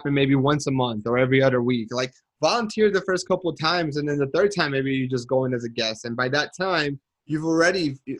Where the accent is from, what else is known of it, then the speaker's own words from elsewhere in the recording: Colombia; moved away; Colombia, which is the country that I'm from